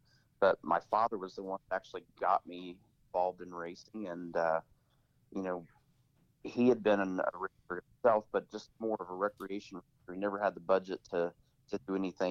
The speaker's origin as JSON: {"language": "English", "town": "Columbus", "region": "Indiana", "country": "United States", "tie": "born or raised there", "said": "I grew up in a small town in southern Indiana, so I grew up in Columbus, Indiana"}